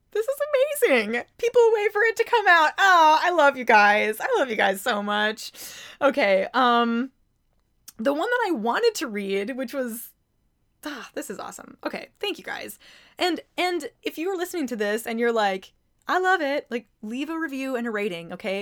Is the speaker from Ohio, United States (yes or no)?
no; Mankato, Minnesota, United States; I am from Mankato, Minnesota